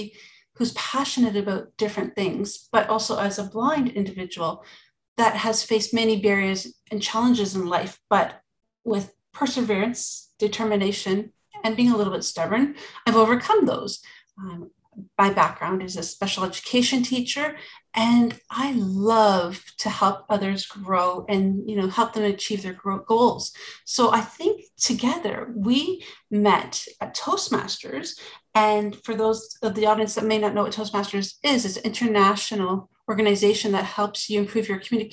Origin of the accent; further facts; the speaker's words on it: Canada; I'm Canadian, born and raised